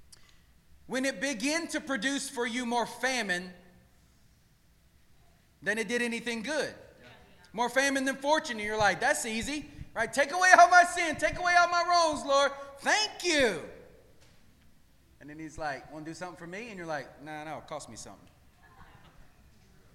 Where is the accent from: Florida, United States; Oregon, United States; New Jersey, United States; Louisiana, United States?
Louisiana, United States; moved away; I'm from Louisiana